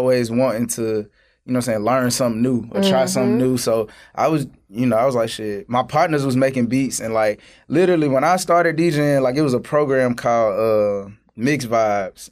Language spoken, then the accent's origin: English; Augusta, Georgia, United States; moved away as an adult; now in Atlanta, United States; I'm from Augusta